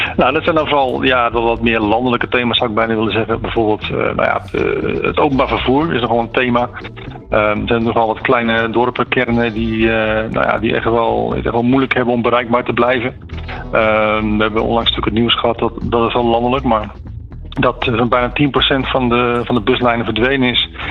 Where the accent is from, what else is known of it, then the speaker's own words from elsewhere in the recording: Groene Hart, South Holland, Netherlands; Ik kom zelf uit Groenhart